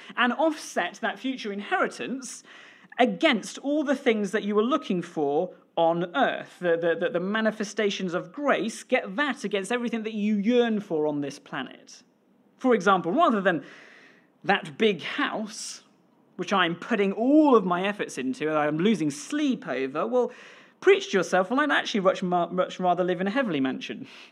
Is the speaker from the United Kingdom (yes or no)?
yes; Pembrokeshire, Wales, United Kingdom; now in Scotland; I grew up in Wales, in Pembrokeshire